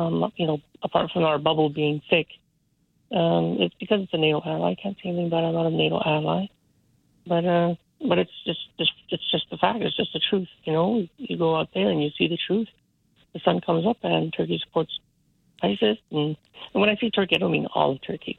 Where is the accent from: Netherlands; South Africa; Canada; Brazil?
Canada; also born or lived in Africa / Vancouver, Canada; I was originally from Africa, so I've always been very grateful for the fact that I grew up in Canada.